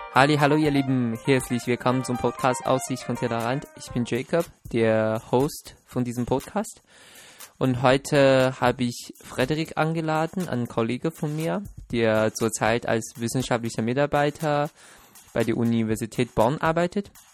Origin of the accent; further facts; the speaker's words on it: Shenyang, Liaoning, China; now in Germany; ich bin ja in Shenyang aufgewachsen